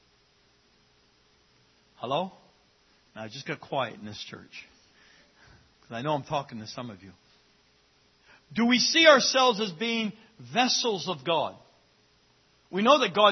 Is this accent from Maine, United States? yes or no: yes; Fort Kent, Maine, United States; As a young child growing up in Fort Kent